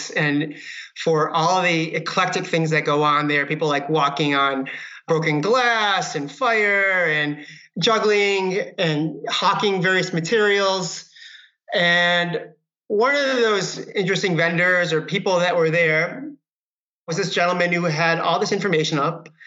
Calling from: California, United States; I am calling from my office here in Marin County, Northern California.

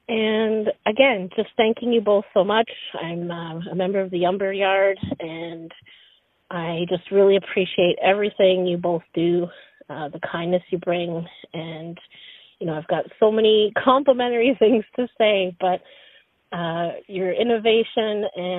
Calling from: Pembroke, Ontario, Canada; I am calling from Pembroke, Ontario. I'm a member of the Anishinaabe Nation here, the Algonquins of Pequawkagon First Nation.

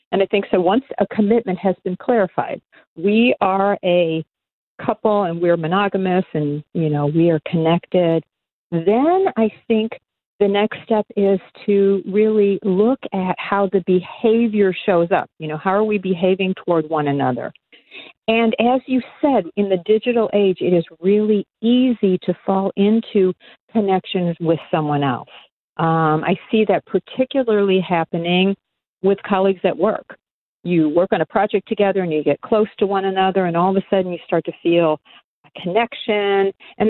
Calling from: Huntington Beach, California, United States; Oh, I am calling in from Huntington Beach, California.

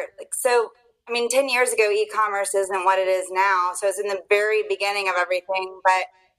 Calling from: Virginia Beach, Virginia, United States; Virginia Beach, Virginia.

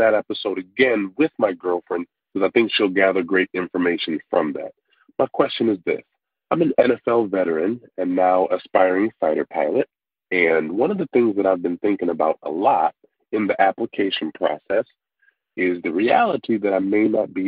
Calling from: Buffalo, New York, United States; I'm calling you from Buffalo, New York

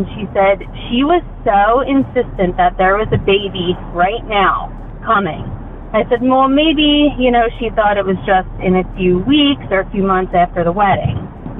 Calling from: Pennsylvania, United States; I'm calling in from Pennsylvania.

